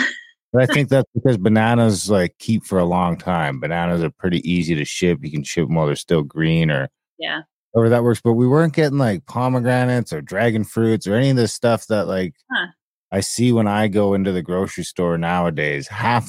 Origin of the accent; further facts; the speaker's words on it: Northern Ontario, Canada; I grew up in Northern Ontario in the middle of nowhere.